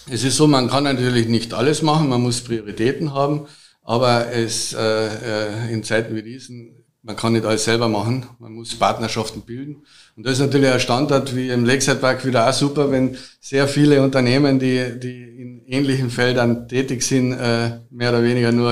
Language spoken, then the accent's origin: German; Carinthia, Austria; Habe ich auch schon mehrmals studiert, halt als Kärntner mir besonders am Herzen.